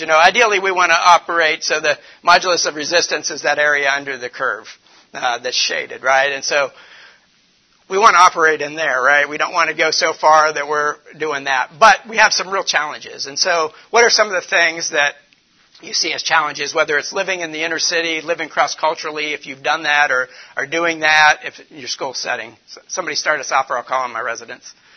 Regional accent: Warren, Ohio, United States; now in Detroit, United States; I'm from the, the north. I'm from Cleveland, Warren area

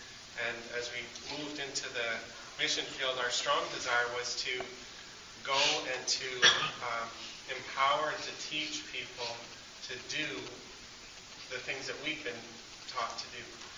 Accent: Calgary, Alberta, Canada; moved away as an adult; Heather and I, we're Canadian, from Calgary

